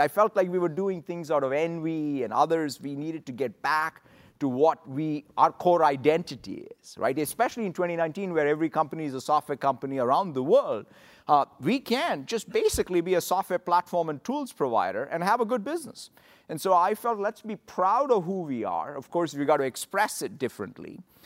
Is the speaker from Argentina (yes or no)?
no; Hyderabad, Telangana, India; moved away as an adult; now in United States; growing up in Hyderabad in India in the late seventies, early eighties